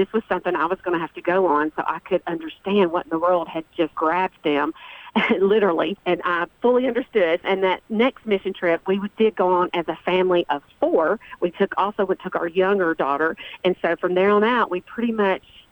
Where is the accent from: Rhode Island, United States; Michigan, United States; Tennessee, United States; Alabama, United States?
Tennessee, United States; Rutherford County; I was born and raised here as well